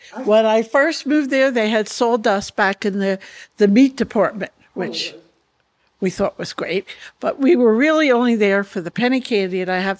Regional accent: East Coast, United States; now in the West, United States; I grew up on the East Coast in a very, very liberal environment. I now live in the West

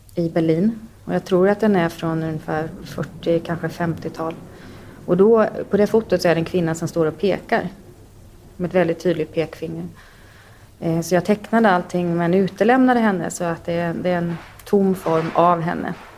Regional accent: Sweden; Jag är uppväxt i Sverige

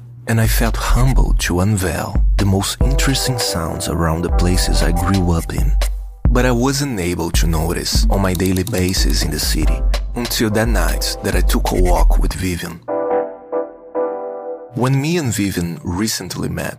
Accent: Rio de Janeiro, Brazil; the neighborhoods I was raised in Rio de Janeiro

